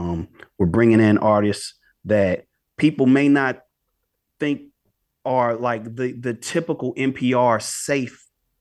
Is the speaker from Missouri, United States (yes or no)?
yes; St. Louis, Missouri, United States; When I say we, you and I, we were so lucky to grow up in St. Louis because we're right in the middle.